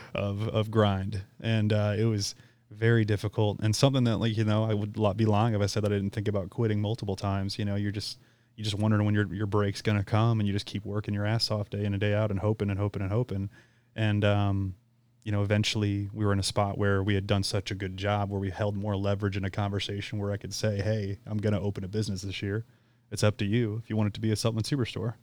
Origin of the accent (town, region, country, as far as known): St. Charles, Missouri, United States; born or raised there